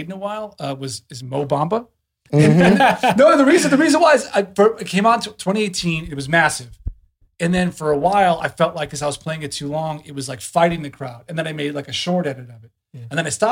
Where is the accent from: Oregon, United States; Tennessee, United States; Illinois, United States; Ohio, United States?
Illinois, United States; Chicago; I'm from Chicago